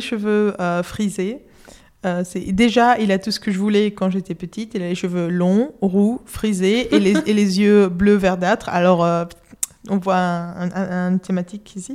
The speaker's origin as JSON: {"language": "French", "town": "Madrid", "region": "Community of Madrid", "country": "Spain", "second_language": "French", "moved": "yes", "lives_now": "London, United Kingdom", "said": "j'habite à Londres, mais euh, je suis de Madrid, Espagne, et je parle français parce que j'étudiais à une école française depuis toute petite"}